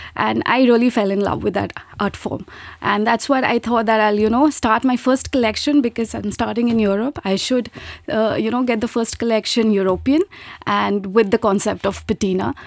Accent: India; moved away as an adult; now in Luxembourg; was pursuing chartered accountancy back in my home country, India. And then I got married. I migrated here in Luxembourg

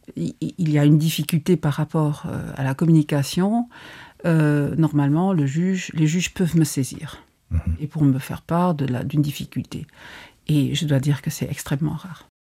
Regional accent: Luxembourg; accent: Lorraine; also born or lived in Poitiers; On était deux étudiants, sur tout Poitiers. Luxembourgeois.

